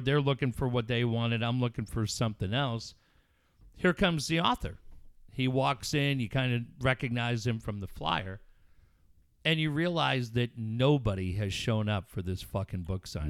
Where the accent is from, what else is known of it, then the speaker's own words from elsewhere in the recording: Richfield, Minnesota, United States; now in San Diego, United States; the town where I grew up in Minneapolis was it's a suburb